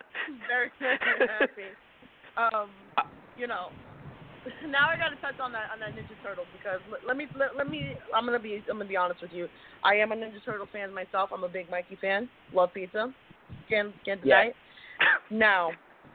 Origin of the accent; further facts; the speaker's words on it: New York, United States; moved away; New York, where I'm originally from.